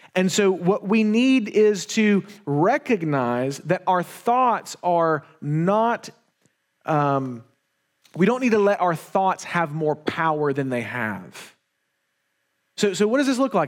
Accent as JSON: {"language": "English", "town": "Wetumpka", "region": "Alabama", "country": "United States", "tie": "born or raised there", "also_born_or_lived": "Montgomery, Alabama", "said": "when we were younger, we moved into a, a new house. We moved from Montgomery to Wetumpka"}